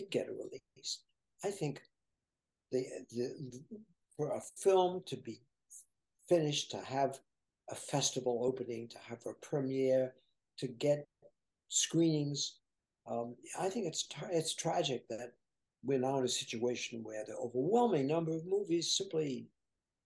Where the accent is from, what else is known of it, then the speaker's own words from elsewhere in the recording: Martha's Vineyard, Massachusetts, United States; I am really from Martha's Vineyard. That's where my family is. And we've owned homes there.